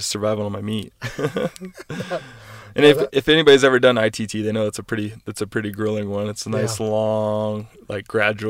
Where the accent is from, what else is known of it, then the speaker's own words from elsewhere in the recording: Kentucky, United States; also born or lived in East Coast; now in Southern California, United States; I'm originally from Kentucky. So moving out here to Southern California, especially the area we're in, inland, is, you know, brown and dirty. And I'm just used to green trees and, you know, vegetation everywhere.